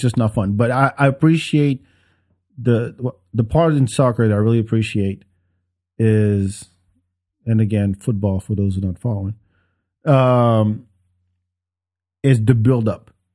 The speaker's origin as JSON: {"language": "English", "town": "Paris", "region": "Île-de-France", "country": "France", "tie": "born or raised there", "moved": "yes", "lives_now": "Texas, United States", "said": "even though I grew up in France, I would be for Paris 'cause that's the, that's where I'm from."}